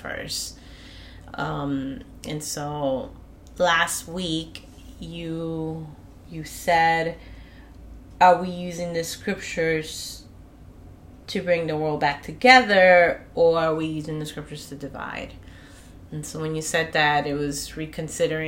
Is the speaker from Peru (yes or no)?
yes; Peru; now in United States; I'm from Peru